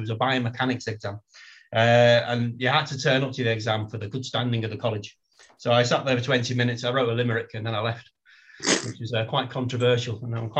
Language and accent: English; Wigan, North West England, United Kingdom; Yeah, born and bred. Parents, so the accent's a bit messed up. So mum and dad are Scouse, and I'm from Wigan, which made for a tricky childhood.